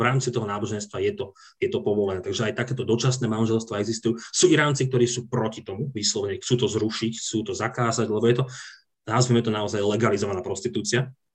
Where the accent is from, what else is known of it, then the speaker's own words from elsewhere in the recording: Slovakia; pýtala sa, odkiaľ som, a keď som povedal Slovakia